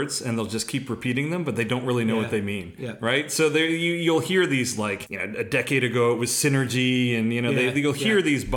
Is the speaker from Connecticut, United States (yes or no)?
yes; Connecticut, United States; moved away; where I grew up was in Connecticut